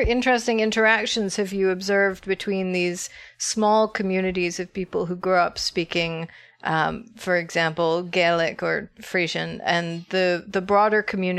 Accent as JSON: {"language": "English", "country": "United States"}